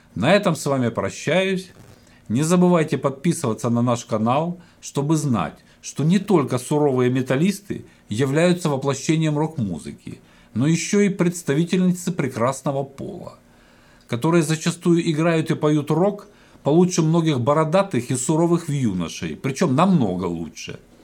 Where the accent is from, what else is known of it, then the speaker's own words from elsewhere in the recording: Ukraine; я родом с Украины